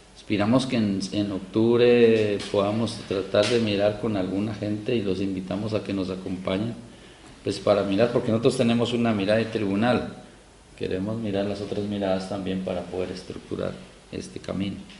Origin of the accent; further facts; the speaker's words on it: Silvia, Cauca, Colombia; yo soy del pueblo de Ambaló, en Silvia Cauca, al suroccidente del país, eh, Colombia